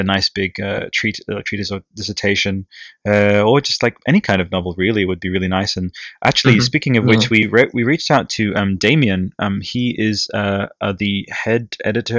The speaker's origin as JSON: {"language": "English", "country": "Italy", "tie": "born or raised there", "second_language": "English", "moved": "yes", "said": "I grew up in Italy, and my English for a long time was just like bleh"}